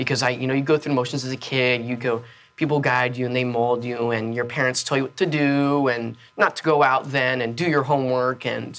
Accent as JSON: {"language": "English", "region": "Florida", "country": "United States", "tie": "born there", "said": "You know, I was born in South Florida. I've lived in Tampa. I've lived in Georgia, but this is my home."}